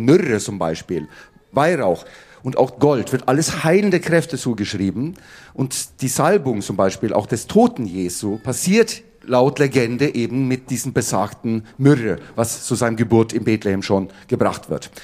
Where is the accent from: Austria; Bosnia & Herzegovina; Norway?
Norway; Oslo; moved away; ich hatte einen Papa und der war Bratscher an der Oper in Oslo, wo ich aufgewachsen bin